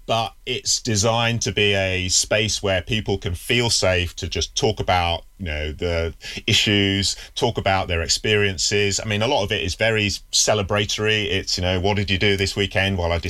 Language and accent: English; Yorkshire and the Humber, United Kingdom; since I've been growing up in the UK, you know, I was born in Yorkshire, and Yorkshire in the 1970s is a pretty white place. Certainly, I was in a village